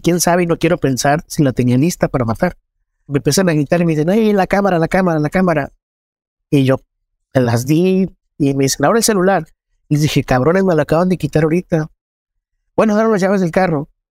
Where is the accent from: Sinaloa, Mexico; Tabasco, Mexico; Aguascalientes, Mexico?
Sinaloa, Mexico; Culiacán; soy reportero en Culiacán. Yo nací en Culiacán.